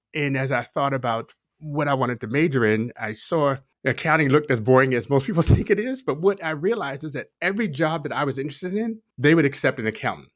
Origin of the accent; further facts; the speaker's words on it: Baltimore, Maryland, United States; moved away; also born or lived in Texas; I'm a Baltimore native, kind of born and raised in Baltimore, spent some time in Texas